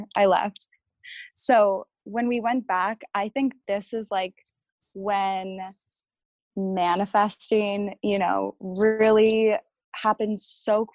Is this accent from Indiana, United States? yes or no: no; Philadelphia, Pennsylvania, United States; growing up in Philadelphia was like the only life that I've ever known.